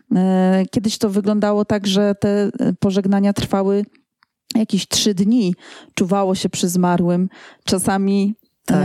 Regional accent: Poland; jestem z Polski

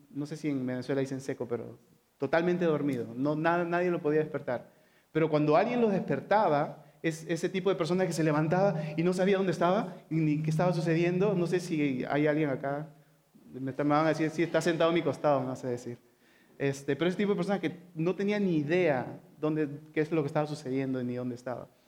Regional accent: San Juan de Lurigancho, Lima, Peru; Y nosotros crecimos en San Juan de Origancho, ¿ok? Está rodeado de, montañas

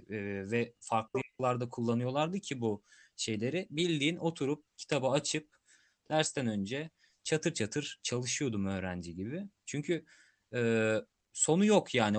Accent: Turkey; accent: Turkish; biz e, Türk olarak İngilizce konuşan bir insan olarak

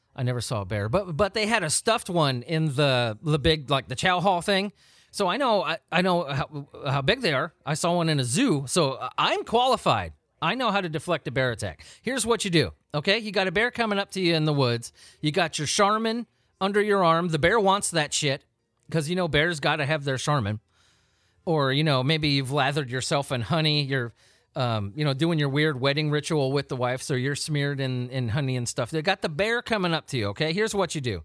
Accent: Southern California, United States; I grew up in Southern California.

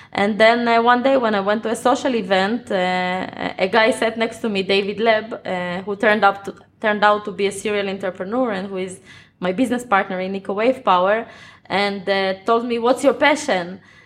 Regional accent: Ukraine; now in Israel; I live in Israel, uh, but I was born in Ukraine in 1986.

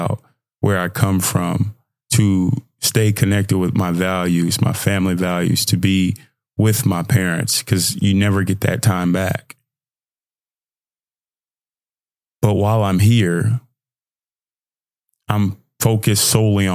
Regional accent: Nigeria; I'm Nigerian.

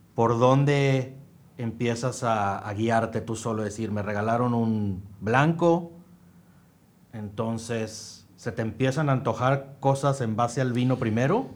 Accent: Mexico

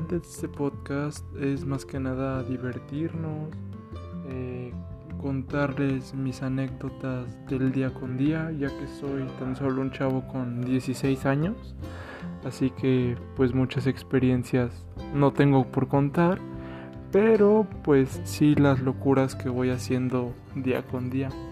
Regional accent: Mexico City, Mexico; soy originario de la Ciudad de México

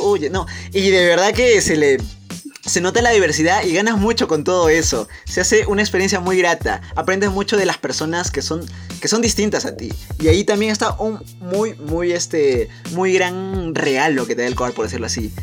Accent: Peru; nuestro querido Perú

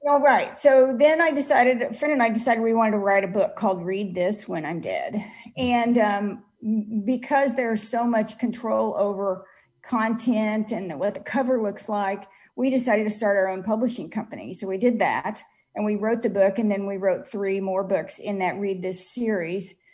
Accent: Kansas City, United States; my hometown of Kansas City

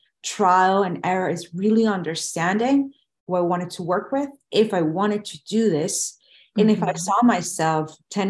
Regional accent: Venezuela; moved away as an adult; now in United States; I graduated from college and where I was born in Venezuela

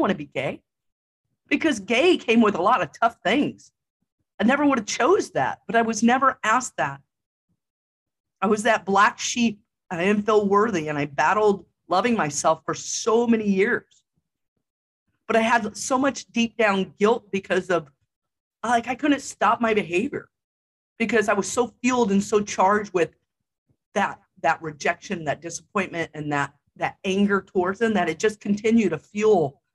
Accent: Jefferson City, United States; moved away; the Jeff city limits, my hometown

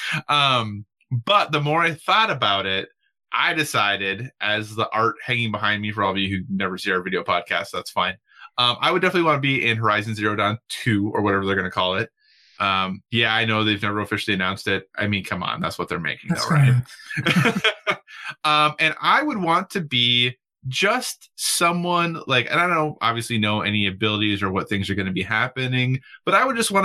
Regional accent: Minnesota, United States; moved away; I am originally from Minnesota

